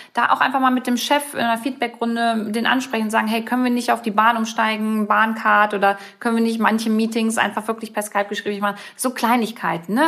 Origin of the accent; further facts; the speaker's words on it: Germany; bei uns in Deutschland